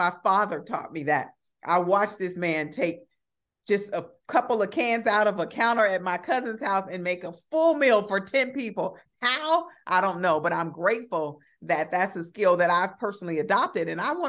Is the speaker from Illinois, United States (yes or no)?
yes; Chicago, Illinois, United States; growing up on the South Side of Chicago with limited resources, somehow I learned how to, even as a young person, launch my own businesses.